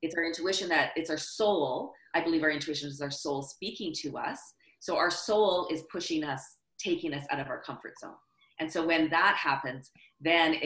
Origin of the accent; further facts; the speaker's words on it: Canada; I'm Canadian